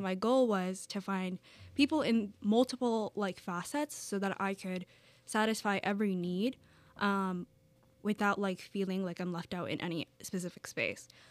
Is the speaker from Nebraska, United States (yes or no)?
no; New York City, New York, United States; I'm from the Bronx in New York City